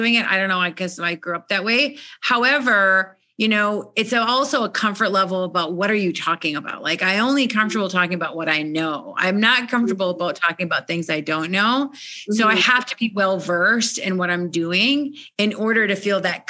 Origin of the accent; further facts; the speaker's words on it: Minnesota, United States; I was born and raised in Minnesota in the United States.